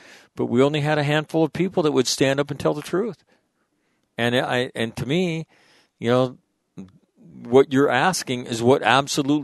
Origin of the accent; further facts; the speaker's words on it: United States; we grew up in the United States